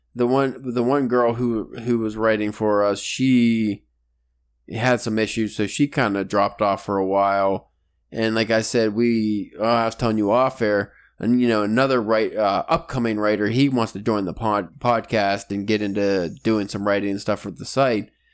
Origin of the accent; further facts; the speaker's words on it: Pennsylvania, United States; we're from Pennsylvania